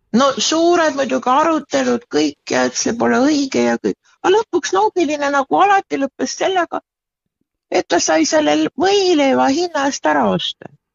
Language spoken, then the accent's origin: Estonian; Pärnu, Pärnu County, Estonia; ma olen ise Pärnust pärit